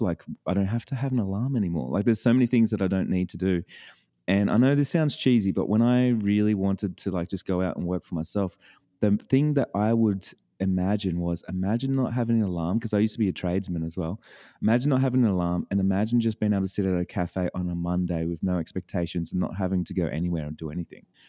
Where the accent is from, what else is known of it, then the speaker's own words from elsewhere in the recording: Australia; I'm an Australian